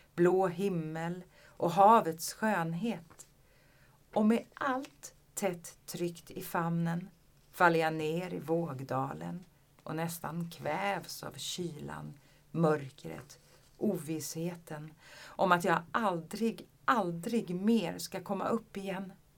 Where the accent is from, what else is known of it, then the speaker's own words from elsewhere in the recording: Skåne, Sweden; jag är ju från Skåne